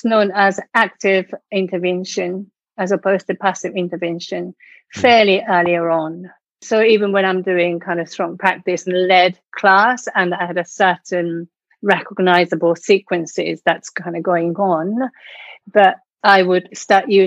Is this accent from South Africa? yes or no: no; Tokyo, Japan; English is a second language; moved away as an adult; now in United Kingdom; I come from Japan. I was born in Tokyo, and I came to UK in mid-80s, late 80s.